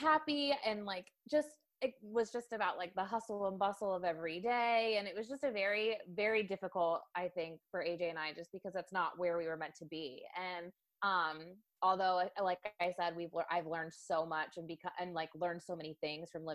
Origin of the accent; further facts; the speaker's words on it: Delaware, United States; moved away as an adult; also born or lived in New York City; growing up in Delaware, I'm such a small town girl